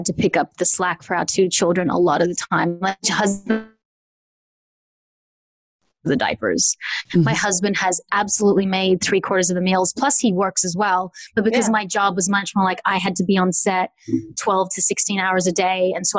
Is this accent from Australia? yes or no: yes; Australia; I'm from Australia, where sex is just, and nudity is just not a thing.